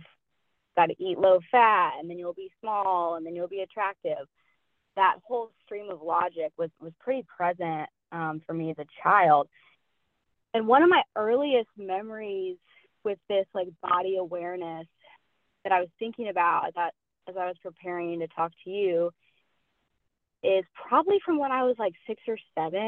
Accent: Asheville, North Carolina, United States; now in Pensacola, United States; I'm from Asheville, North Carolina, originally. Currently, I am living in Pensacola, Florida

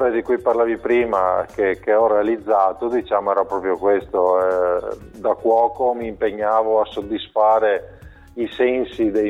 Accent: Monselice, Veneto, Italy; sono, sono proprio di Monselice.

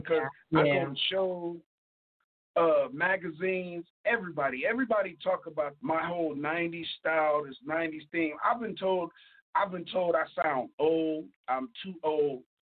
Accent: Midwest, United States; also born or lived in Cleveland, Ohio; I'm from the Midwest

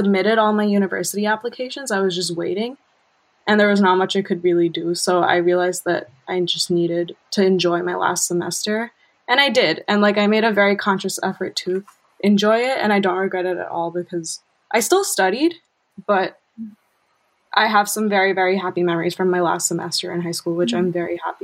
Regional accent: Bangkok, Thailand; moved away; I'm actually from Bangkok, as you know. So I studied in an international school

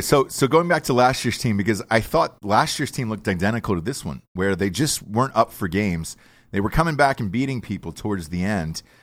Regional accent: Georgia, United States; I'm from Georgia.

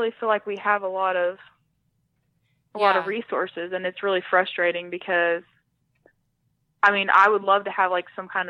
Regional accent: Ada, Oklahoma, United States; Yeah, my dad was in the Air Force when I was little, so okay. We kind of moved around some, but we've lived in Ada probably, that's the town I'm from in right. Oklahoma. We've lived there most of my life, so yeah, we still live in the same town.

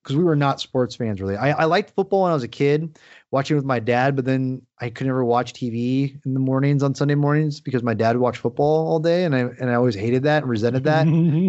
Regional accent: Washington, United States; And, I grew up 45 minutes outside of Seattle

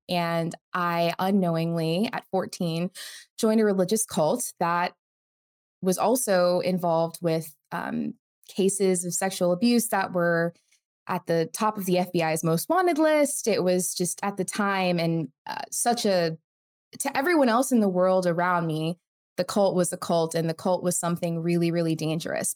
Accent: United States; I was born in the United States, but to an immigrant family from India

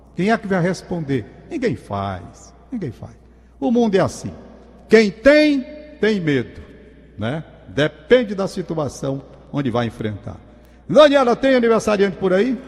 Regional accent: Brazil; como brasileiro

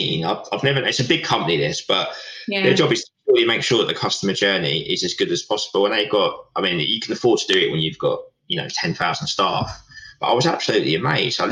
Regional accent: Essex, East of England, United Kingdom; we're from Essex

